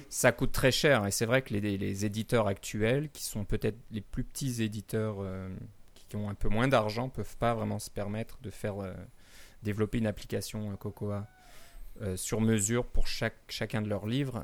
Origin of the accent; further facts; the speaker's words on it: Canada; chez nous au Canada